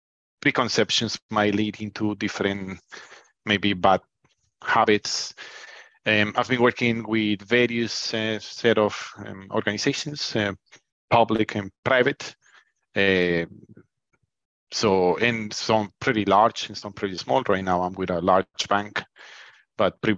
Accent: Colombia; now in United Kingdom; I'm originally from Colombia. I've been in the UK for probably 20 years.

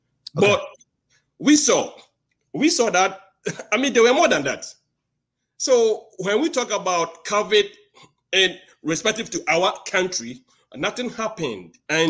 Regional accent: Ghana; I'm from Ghana.

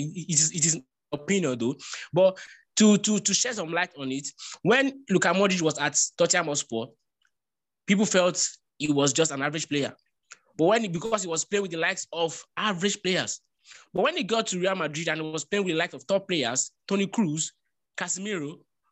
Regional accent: Nigeria; first language Yoruba; English is a second language; My mother tongue used to say, Olori Kola and Otoshi Mefa is Otoshi.

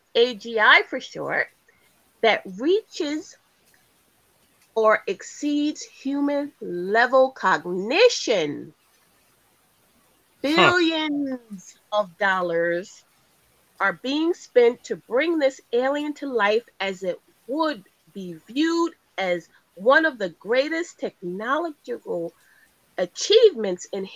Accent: United States; we're from the United States

